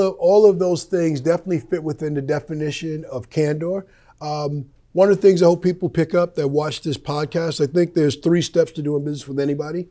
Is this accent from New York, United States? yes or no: yes; Wyandanch, New York, United States; moved away; also born or lived in Chicago; I grew up in Wyandanch